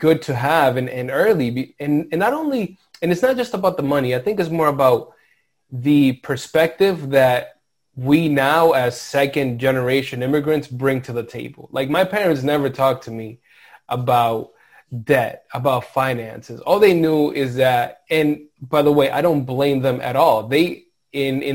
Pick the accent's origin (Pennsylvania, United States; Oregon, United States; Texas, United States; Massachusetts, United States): Massachusetts, United States; Lawrence; in this community growing up in Lawrence